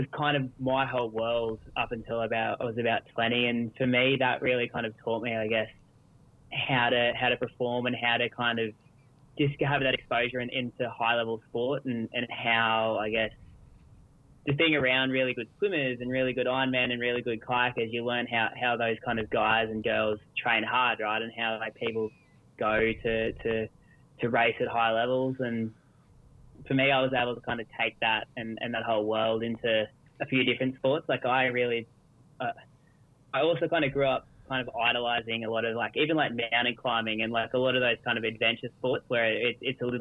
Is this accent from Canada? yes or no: no; Australia; Most kids growing up in Australia here, we did a lot of surf life saving